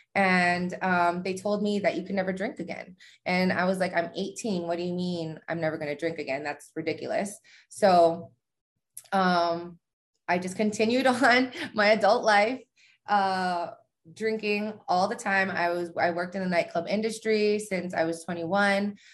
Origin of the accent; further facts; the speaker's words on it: Hawaii, United States; now in Las Vegas, United States; I'm from Hawaii. Um, I live in Vegas now.